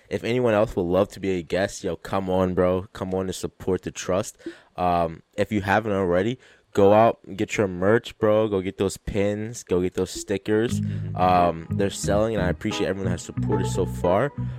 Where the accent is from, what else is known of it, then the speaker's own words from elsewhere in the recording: Philadelphia, Pennsylvania, United States; I grew up in Philly